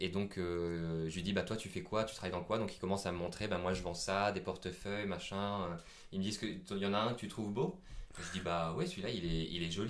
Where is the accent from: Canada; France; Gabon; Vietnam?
Vietnam; accent: Vietnamese; Bon, malheureusement, il n'avait pas compris mon accent vietnamien, mais c'est pas grave.